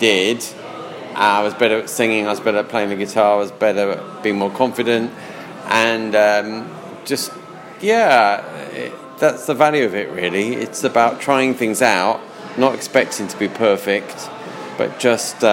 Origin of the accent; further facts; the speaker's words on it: London, United Kingdom; I'm a Londoner, yeah. I was born in London. I was born in near where you're living, in Ealing